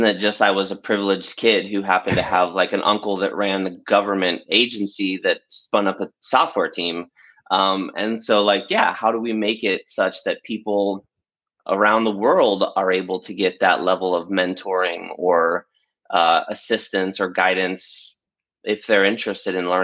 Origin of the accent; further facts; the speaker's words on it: Bradenton, Florida, United States; the little town I grew up in Florida, which is called Bradenton.